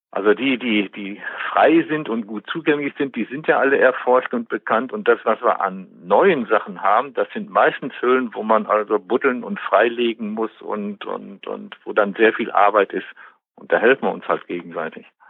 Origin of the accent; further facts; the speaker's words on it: Westmünsterland, North Rhine-Westphalia, Germany; moved away as an adult; also born or lived in Bielefeld; now in Detmold, Germany; Ich bin ja eigentlich gebürtiger Westmünsterländer, komme also von der holländischen Grenze